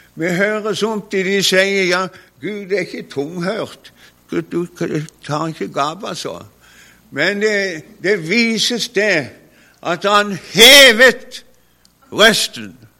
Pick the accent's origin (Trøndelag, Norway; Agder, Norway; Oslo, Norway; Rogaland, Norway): Agder, Norway; Konsmo; hadde min bror som også var hjemme på Konsmo